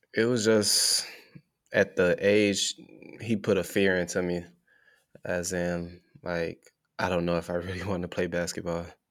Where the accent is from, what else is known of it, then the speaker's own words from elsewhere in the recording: Chicago, Illinois, United States; moved away as an adult; now in Oklahoma, United States; growing up in Chicago